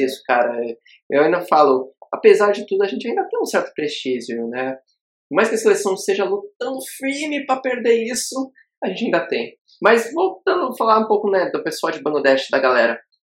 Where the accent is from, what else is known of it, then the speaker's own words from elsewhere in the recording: interior of Rio Grande do Sul, Brazil; now in Dubai, United Arab Emirates; um jovem, ex-jovem do interior gaúcho, que agora habita. Está aqui em Dubai